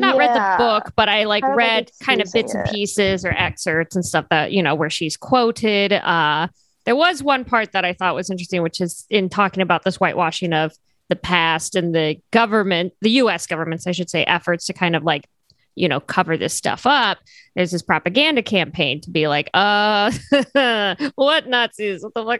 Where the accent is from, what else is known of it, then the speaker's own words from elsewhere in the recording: Cairo, Cairo Governorate, Egypt; also born or lived in United Kingdom; now in United States; I was raised in Cairo and went to the UK and then came to the US.